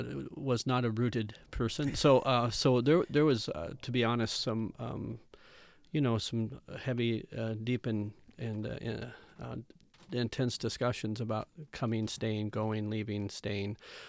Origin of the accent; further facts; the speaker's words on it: Shelby, Iowa, United States; I'm from Shelby, Iowa, huge metropolis of 800, over by Council Bluffs, Iowa, southwest Iowa.